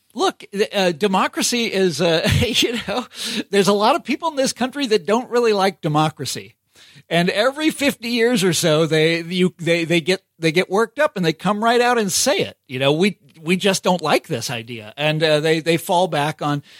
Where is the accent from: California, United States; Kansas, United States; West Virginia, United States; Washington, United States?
Kansas, United States; Johnson County; moved away; I'm from Kansas City originally, but I'm from the suburbs that are, that are in Kansas. Okay. Not Missouri, but in, in Kansas, Johnson County, Kansas